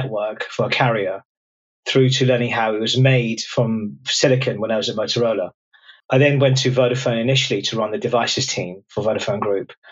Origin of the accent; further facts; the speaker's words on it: London, United Kingdom; But I grew up was born in London, immigrant family, first kid born in the UK